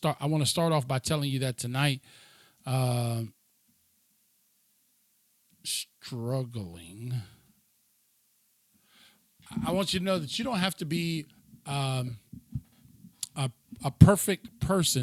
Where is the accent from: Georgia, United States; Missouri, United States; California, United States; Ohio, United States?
Ohio, United States; Cleveland; also born or lived in Elyria, Ohio / Lorain, Ohio; my hometown, which was Cleveland, Ohio